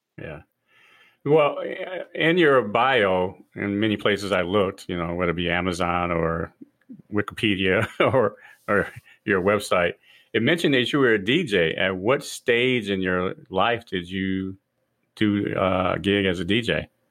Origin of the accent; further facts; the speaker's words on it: Detroit, Michigan, United States; growing up in Detroit